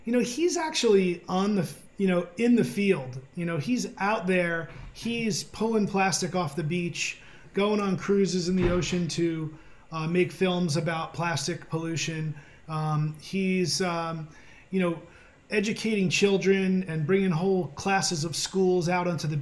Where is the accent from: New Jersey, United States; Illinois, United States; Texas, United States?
New Jersey, United States; I'm from New Jersey